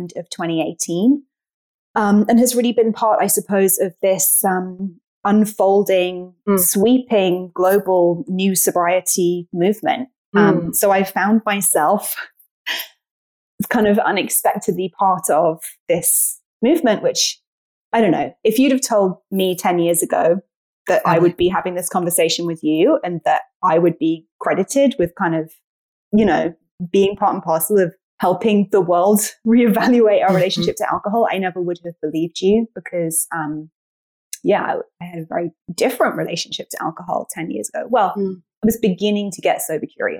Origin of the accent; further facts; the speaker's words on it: United Kingdom; moved away as an adult; now in United States; I'm British. I've been based in the US for 10 years now.